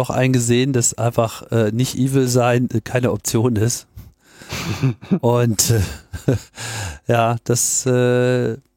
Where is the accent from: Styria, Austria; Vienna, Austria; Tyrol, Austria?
Styria, Austria; Graz; born there; now in Linz, Austria; Als geborener Grazer und Wahllinzer fühle ich mich geradezu verpflichtet, hier zu kommentieren.